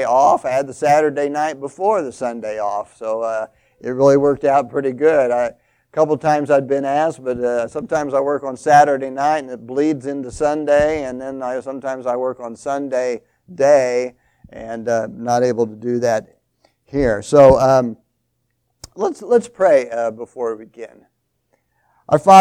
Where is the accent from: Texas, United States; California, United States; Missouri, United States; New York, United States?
Missouri, United States; St. Joseph; moved away as an adult; also born or lived in South Dakota; I am from St. Joseph, Missouri, and go to Central Christian Church